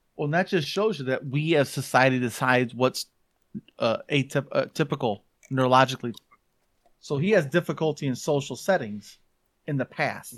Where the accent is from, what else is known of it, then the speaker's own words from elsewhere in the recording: Hartford, Michigan, United States; also born or lived in Georgia, United States / Benton Harbor, Michigan; we moved from Georgia to Michigan, um, when I was five